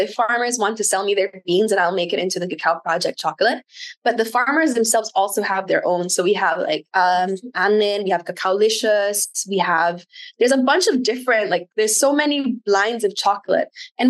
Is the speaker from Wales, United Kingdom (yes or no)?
yes; Wales, United Kingdom; I grew up in South Wales, and when someone said they were a farmer, you're immediately like, this person's very wealthy because they had land.